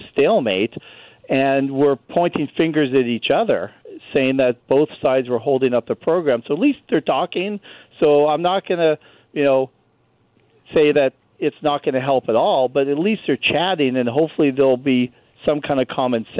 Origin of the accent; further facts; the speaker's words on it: Canada; now in United States; As a Canadian who lives in the U.S.